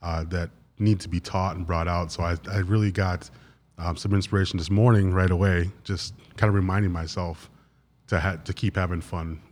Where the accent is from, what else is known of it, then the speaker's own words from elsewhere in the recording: Wisconsin, United States; I am from Wisconsin